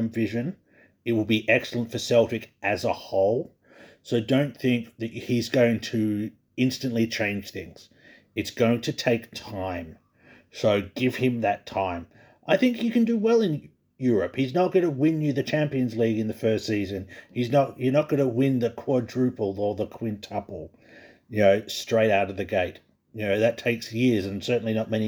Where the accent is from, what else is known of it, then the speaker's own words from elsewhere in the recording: Australia; as an Australian